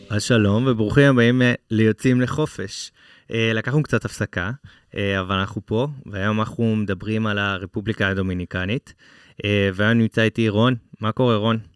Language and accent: Hebrew; Israel; בתור ישראלים